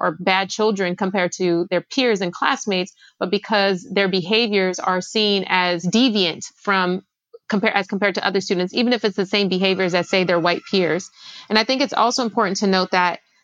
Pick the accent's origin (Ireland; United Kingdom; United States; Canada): United States; Los Angeles, California; I grew up in South Los Angeles